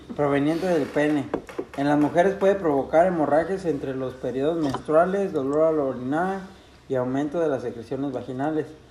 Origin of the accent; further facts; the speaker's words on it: Mexico; en mi pueblo, güey, hubo un tiempo y creo que no solo en mi pueblo, en todo pinche México